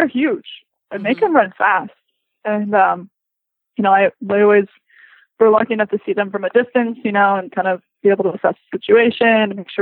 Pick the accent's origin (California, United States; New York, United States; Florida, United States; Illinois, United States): Florida, United States; moved away; also born or lived in Hawaii; I grew up in Florida